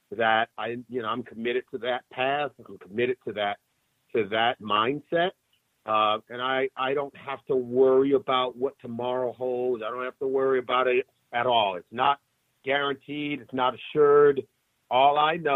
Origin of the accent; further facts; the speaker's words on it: Compton, California, United States; I grew up in Compton, California, in Los Angeles